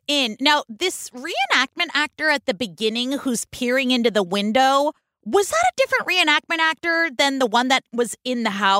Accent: California, United States; moved away; we're in my home state where every town has a farmer's market and you can't afford to live where you grew up.

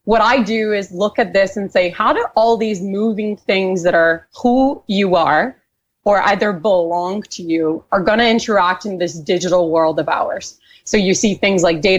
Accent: Brazil; moved away as an adult; also born or lived in Canada; I was raised in Brazil. I have spent most of my entrepreneurial career in Canada

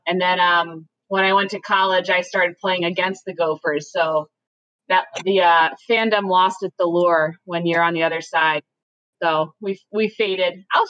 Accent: just outside of Toronto, Ontario, Canada; moved away; I was born in Canada, so I basically popped out with some skates.

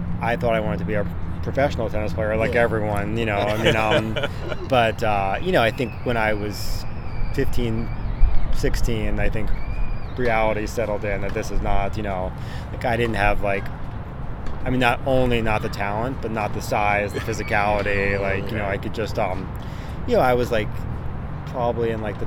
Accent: Annapolis, Maryland, United States; moved away as an adult; now in Los Angeles, United States; I'm originally from Annapolis, Maryland, with my brother Trevor. He grew up there as well

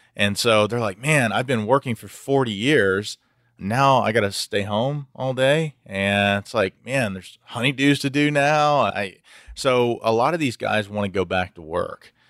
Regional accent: Houston, Texas, United States; I'm from Houston originally and born and bred here.

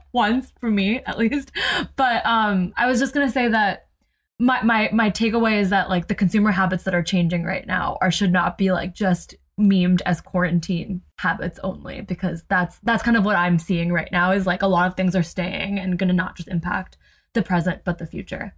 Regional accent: New Jersey, United States; growing up in Jersey

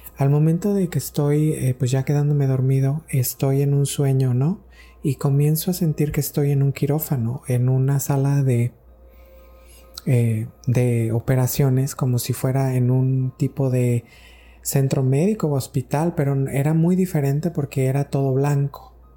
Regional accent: Mexico; estaba en México, de donde soy, en mi pueblo

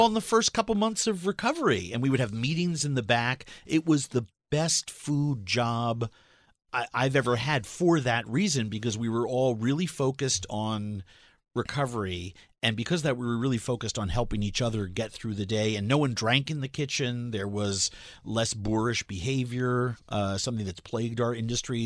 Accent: New York City, New York, United States; moved away; I'm a culinarian from New York City

